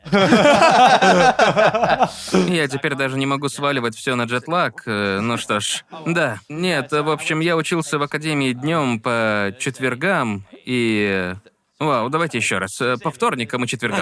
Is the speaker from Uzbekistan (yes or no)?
no; Perth, Western Australia, Australia; moved away; я съездил из Перта, Западная Австралия, где я родился